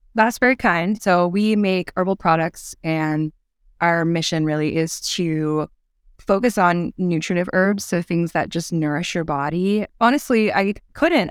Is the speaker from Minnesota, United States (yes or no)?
no; Chattanooga, Tennessee, United States; I am from Chattanooga, Tennessee, which is a beautiful town in a bowl of foothills in the Southern Appalachian mountain range. And I grew up here